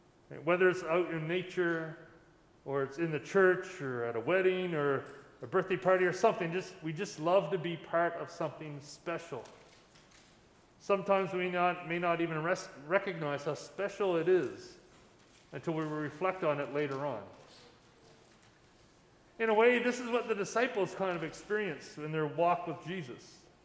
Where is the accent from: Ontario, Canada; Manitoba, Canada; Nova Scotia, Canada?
Nova Scotia, Canada; Lunenburg County; when I was growing up in Lunenburg County